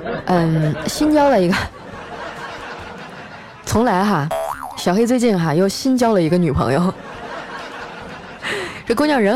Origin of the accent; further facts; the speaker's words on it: Qitaihe, Heilongjiang, China; 说起我这俩姐姐啊，当初也是我们家乡的传奇人物。我大姐呢，当年还得了七台河市高中女子组扳手腕大赛的第一名。